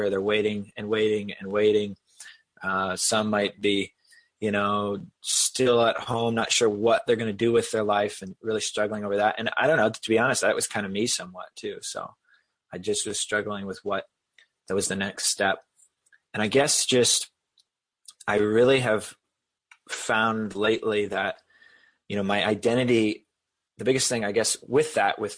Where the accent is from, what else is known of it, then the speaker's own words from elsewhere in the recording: Boston, Massachusetts, United States; And yes, I just used wicked because I'm from Boston area.